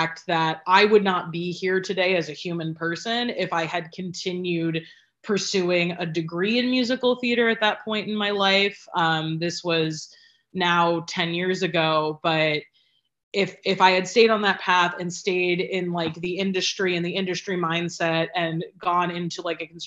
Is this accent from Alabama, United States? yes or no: no; Cleveland, Ohio, United States; now in New York, United States; I am originally from Cleveland, Ohio, 216, Mistake by the Lake, and proud to be from there